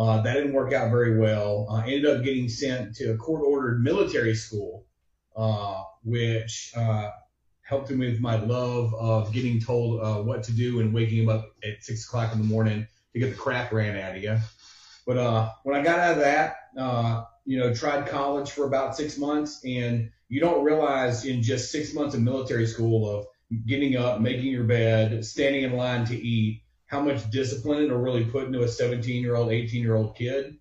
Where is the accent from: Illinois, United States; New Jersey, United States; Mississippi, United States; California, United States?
Mississippi, United States; Hernando; It's actually about a 22 miles south of Memphis, a little town called Hernando.